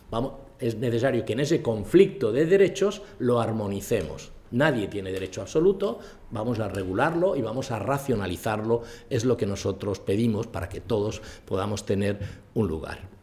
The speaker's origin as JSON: {"language": "Spanish", "country": "Spain", "tie": "born or raised there", "said": "yo, he nacido aquí"}